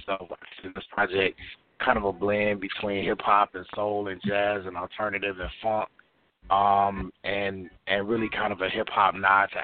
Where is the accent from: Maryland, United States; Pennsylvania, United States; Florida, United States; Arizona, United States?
Florida, United States; Jacksonville; moved away as an adult; now in Atlanta, United States; I'm actually originally from Jacksonville, Florida, Duval County. I currently reside in Atlanta, Georgia